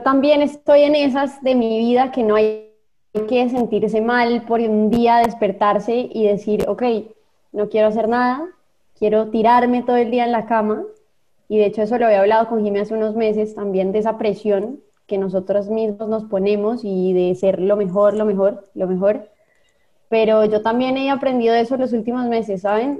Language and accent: Spanish; Colombia; moved away as an adult; now in Costa Rica; yo soy colombiana, pero soy adoptada tica de hace 20 años